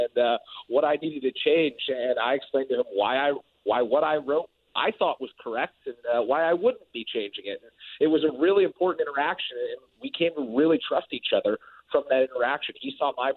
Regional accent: San Francisco, California, United States; my hometown team

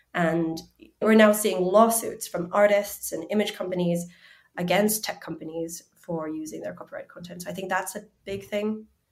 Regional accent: Finland; And I grew up in Finland, but I'm half Chinese

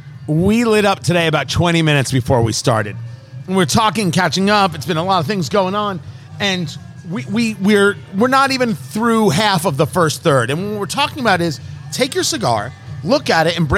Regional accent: United States; also born or lived in Brooklyn, New York / New Jersey; I come from Brooklyn and Jersey

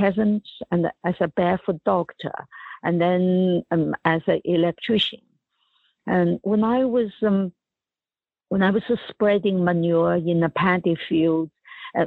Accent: China; moved away as an adult; when I was growing up in China in the 1950s and the 60s and 70s

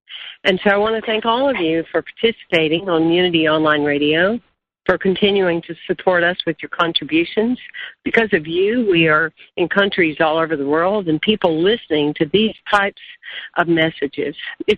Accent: South Carolina, United States; moved away; I'm from South Carolina, but I don't live in South Carolina, but I'm here now.

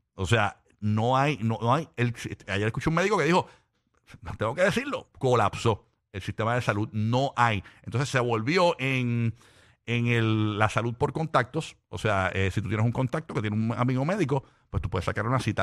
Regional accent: Puerto Rico; como boricua

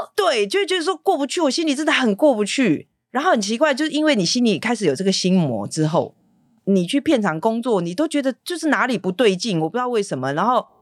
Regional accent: Taipei, Taiwan; also born or lived in Keelung / Hualien; 在上台北念小学

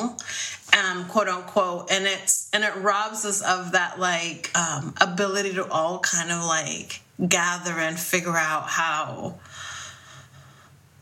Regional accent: Dominican Republic; now in United States; my daughter doesn't know like what it was to be growing up in the Dominican Republic

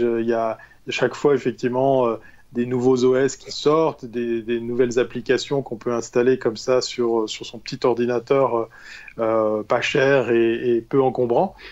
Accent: Switzerland; en tant que bon Suisse

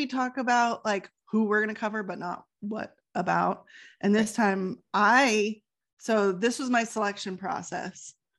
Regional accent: California, United States; So we are from California, as you guys know.

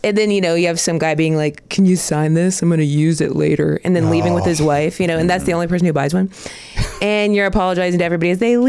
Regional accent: Dayton, Ohio, United States; I'm from Dayton, Ohio, the birthplace of aviation.

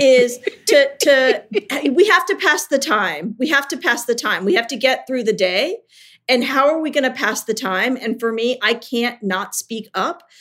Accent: Richmond, Virginia, United States; I moved to my hometown of Richmond, Virginia

